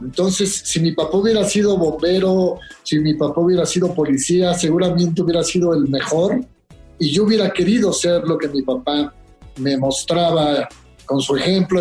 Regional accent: Mexico; como mexicanos

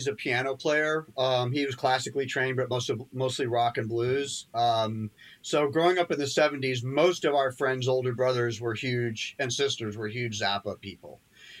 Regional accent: London, United Kingdom; born there; Well, I was born in London and modern dance at that time was pretty hip and bohemian.

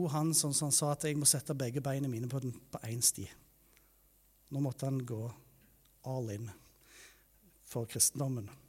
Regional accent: Taiwan; Jeg vokste opp i Taiwan som misjonærbarn der.

